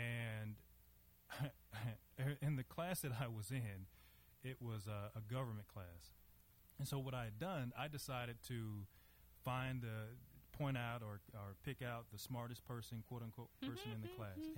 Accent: Monroe, Louisiana, United States; now in Dallas, United States; I am from Louisiana, born and raised there. Um, you know, as far as my childhood was concerned, you know, me coming from from Monroe, Louisiana

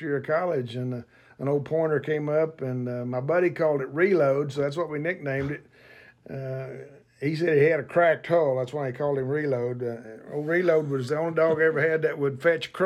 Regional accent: Oklahoma, United States; moved away; where I grew up in Oklahoma

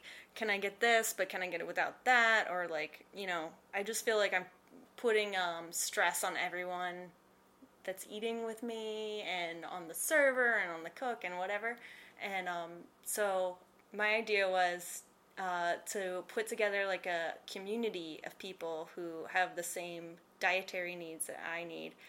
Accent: Ohio, United States; moved away; I'm from Ohio.

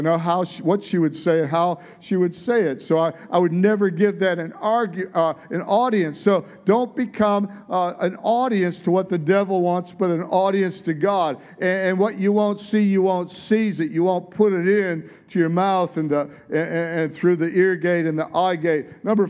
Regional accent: Detroit, Michigan, United States; now in Australia; Like, you don't have an Aussie accent. And it's like, no, I don't. I'm from Detroit. It's like, yeah, you can tell. You sure haven't lost it. How long have you been here? It's like, 35 years or longer.

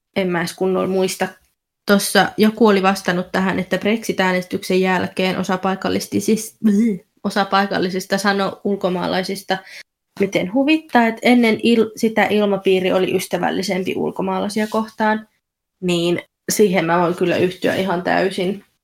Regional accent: Finland; now in Essex, United Kingdom; mä oon Suomesta kotoisin

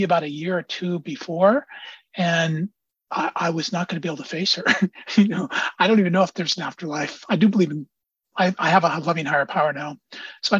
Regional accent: Antioch, California, United States; now in Oakland, United States; I live in Oakland. I come from Antioch.

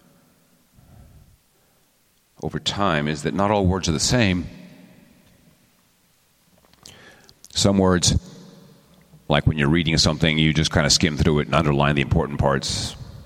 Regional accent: Texas, United States; I'm from Texas

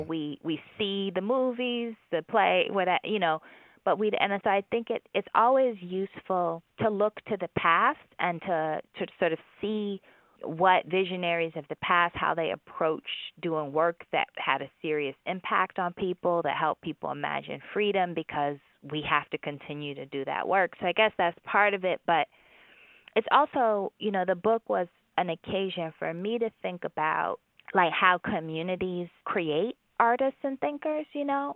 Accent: Birmingham, Alabama, United States; my hometown of Birmingham

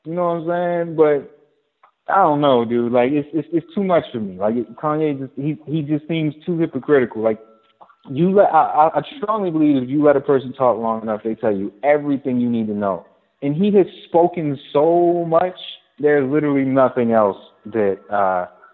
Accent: Baltimore, Maryland, United States; I'm from Baltimore, I'm a West Sider

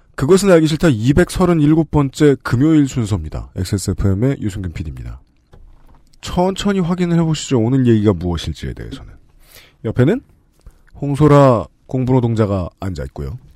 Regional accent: South Korea; 제가 제 고향에서 학교를 다니는데 한강을 건너서 가야 했어요

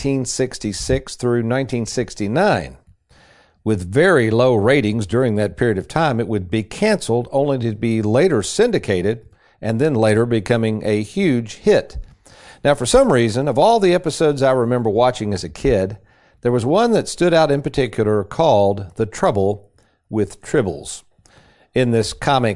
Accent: Lexington, Kentucky, United States; back in the 60s and growing up in Lexington.

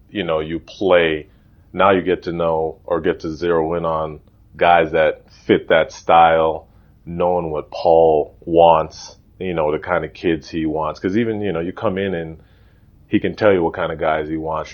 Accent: Toronto, Ontario, Canada; also born or lived in Jane and Finch, North York / Illinois; So I was born downtown Toronto, St. Joseph's Hospital. And then now we moved from downtown

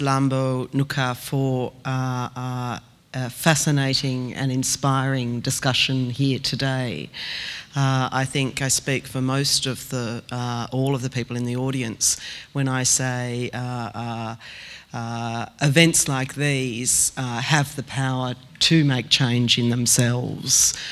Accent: Australia

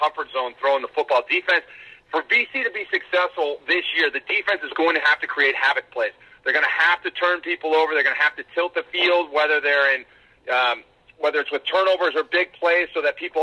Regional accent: Cleveland, Ohio, United States; my hometown

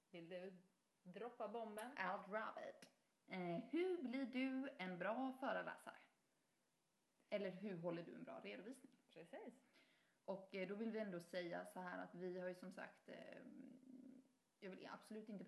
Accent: Haverdal, Halland County, Sweden; där jag är från, Haverdal, ja. eh, som är, ligger lite utanför Halmstad

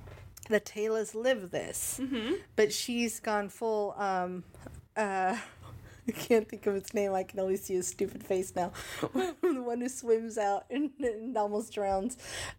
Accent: Northern California, United States; I'm from Northern California

